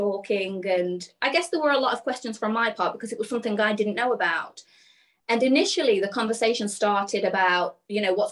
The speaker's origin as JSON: {"language": "English", "town": "Burton-on-Trent", "region": "West Midlands", "country": "United Kingdom", "also_born_or_lived": "Birmingham", "said": "I'm from a town called Burton-on-Trent. And growing up, I was just, you know, a normal girl"}